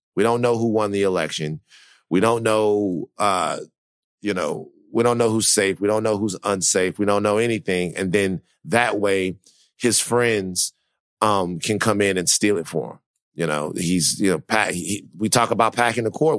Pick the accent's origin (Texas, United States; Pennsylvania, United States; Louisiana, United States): Louisiana, United States; moved away; I'm from Louisiana. I know how people feel down there